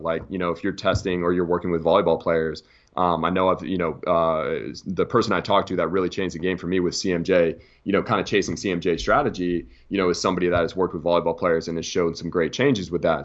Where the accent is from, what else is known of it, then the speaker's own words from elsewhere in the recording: United States; as American S and C coaches